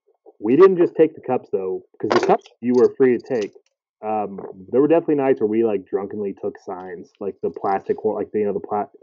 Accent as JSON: {"language": "English", "town": "Kansas City", "region": "Missouri", "country": "United States", "tie": "born or raised there", "said": "growing up in Brookside and Waldo."}